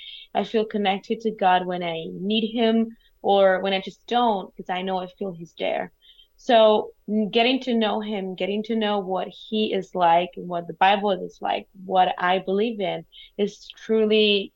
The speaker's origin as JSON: {"language": "English", "country": "Italy", "second_language": "English", "said": "excuse my accent, but I've been speaking French and Spanish all day, and I'm Italian. I live in Italy. I speak Italian every day."}